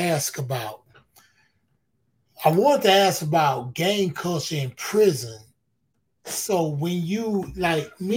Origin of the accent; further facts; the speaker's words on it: Houston, Texas, United States; I'm from Houston. I'm from Texas.